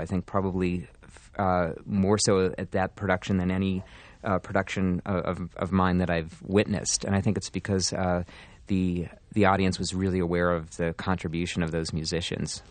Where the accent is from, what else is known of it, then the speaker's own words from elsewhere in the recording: Pittsburgh, Pennsylvania, United States; moved away; my hometown